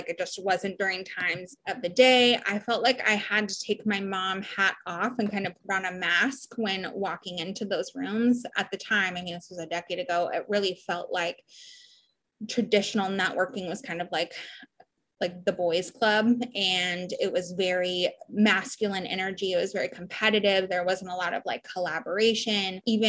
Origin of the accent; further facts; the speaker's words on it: Honolulu, Hawaii, United States; also born or lived in Portland, Oregon / San Diego, California; I split my time. My whole life has been split between Honolulu, Hawaii, Portland, Oregon, and San Diego, California. My dad was in the Navy.